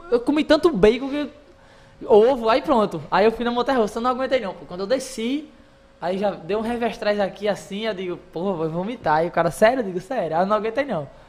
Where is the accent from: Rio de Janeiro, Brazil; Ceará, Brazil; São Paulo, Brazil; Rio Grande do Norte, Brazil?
Rio Grande do Norte, Brazil; Natal; Eu sou da Zona Norte, pô. Era, era a Minhoquinha mesmo, pô.